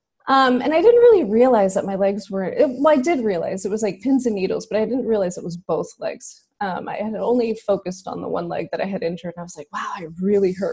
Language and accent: English; Houston, Texas, United States; I'm from Houston, so I'm a native Houstonian